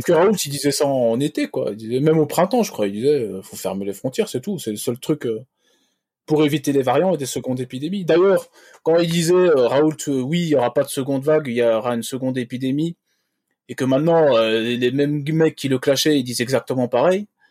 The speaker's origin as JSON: {"language": "French", "country": "Belgium", "said": "Bon, moi je suis belge"}